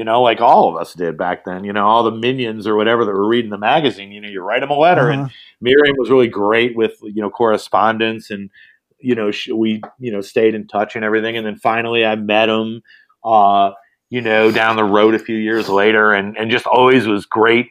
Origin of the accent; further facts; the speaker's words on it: South Bend, Indiana, United States; also born or lived in Chicago; my hometown, South Bend, Indiana.